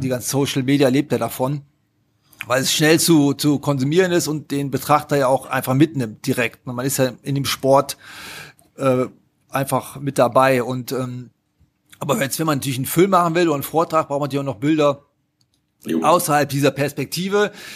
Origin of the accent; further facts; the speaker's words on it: Haan, North Rhine-Westphalia, Germany; accent: Rhineland; Aufgewachsen bin ich zwischen Düsseldorf und Köln in der Stadt Hahn